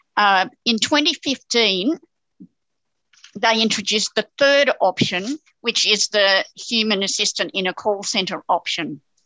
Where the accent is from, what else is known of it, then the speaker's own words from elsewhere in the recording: New South Wales, Australia; I'm from New South Wales